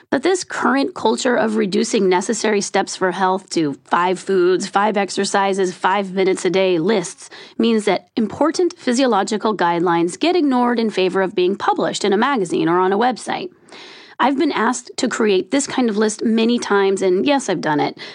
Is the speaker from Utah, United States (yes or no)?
no; California, United States; sorry, I'm from California.